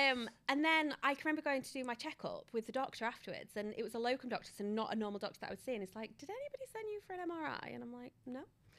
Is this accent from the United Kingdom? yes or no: yes; Yorkshire and the Humber, United Kingdom; I'm from Yorkshire